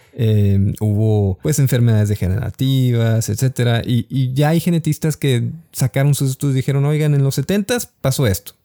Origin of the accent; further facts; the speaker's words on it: Mexico; como mexicanos